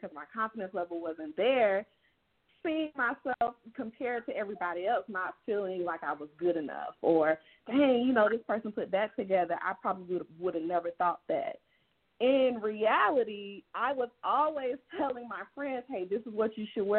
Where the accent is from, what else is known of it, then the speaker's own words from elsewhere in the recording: Georgia, United States; moved away as an adult; now in Texas, United States; I'm originally born and raised in Georgia